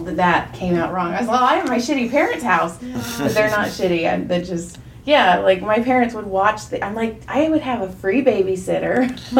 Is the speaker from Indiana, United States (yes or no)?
no; Madera, California, United States; We're from Madera, Fresno.